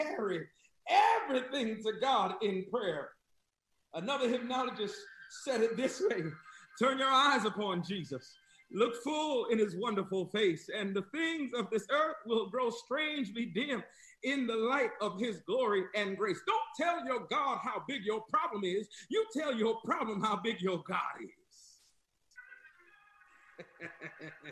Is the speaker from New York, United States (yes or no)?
yes; New York, United States; moved away as an adult; also born or lived in the South (US); now in US South; I'm from New York